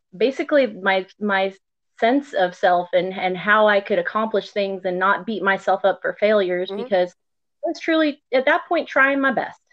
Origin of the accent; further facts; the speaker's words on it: Gulf Coast of Texas, United States; I grew up on the Gulf Coast area of, of Texas